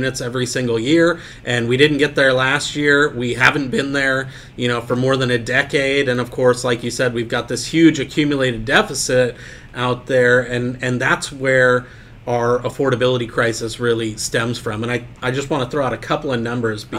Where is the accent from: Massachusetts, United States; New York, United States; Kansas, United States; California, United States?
California, United States; San Diego County; My hometown of San Diego County